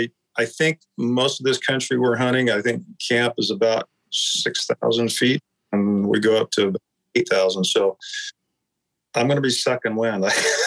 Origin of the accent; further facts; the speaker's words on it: Aloha, Oregon, United States; also born or lived in Vernonia, Oregon; I grew up in Alloa, which is kind of one of the suburbs of I'm sure most people know Portland. Grew up out in Alloa